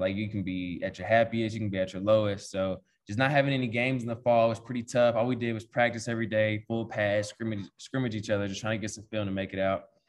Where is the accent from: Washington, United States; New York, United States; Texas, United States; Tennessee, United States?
Texas, United States; Paris; moved away as an adult; now in Manhattan, United States; growing up, you know, we're from East Texas